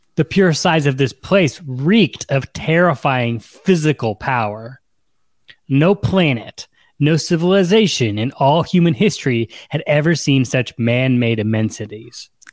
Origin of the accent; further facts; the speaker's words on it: United States; we're American